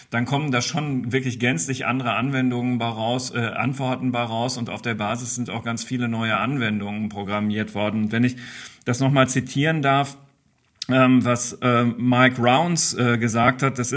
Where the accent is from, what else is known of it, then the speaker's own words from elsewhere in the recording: Dortmund, North Rhine-Westphalia, Germany; Darf ich als Dortmunder sagen?